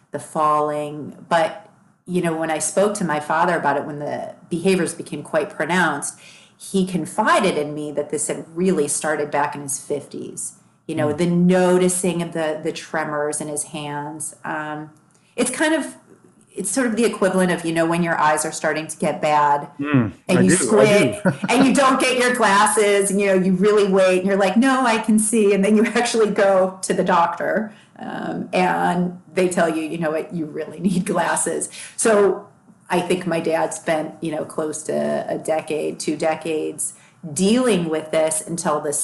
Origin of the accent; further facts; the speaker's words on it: Long Grove, Illinois, United States; moved away; also born or lived in Boston; I grew up in Chicago in an area called Long Grove